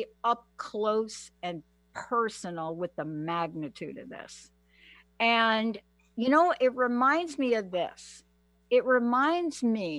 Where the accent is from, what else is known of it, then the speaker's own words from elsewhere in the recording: New York, United States; also born or lived in Washington state; now in Washington, United States; I'm from New York.